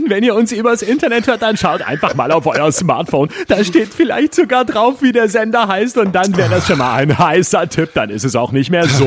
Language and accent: German; Baden-Württemberg, Germany; now in Berlin, Germany; Ich bin auch noch aus Baden-Württemberg.